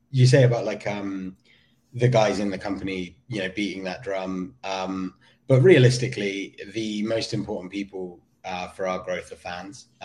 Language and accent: English; United Kingdom; I do always think it's quite ironic that I, as a as a Brit, I end up doing a lot of the rev- like you know a lot